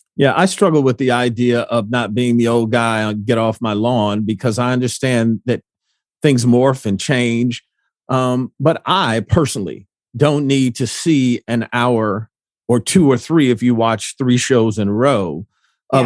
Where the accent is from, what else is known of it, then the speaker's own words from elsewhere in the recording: Detroit, Michigan, United States; when I grew up in Detroit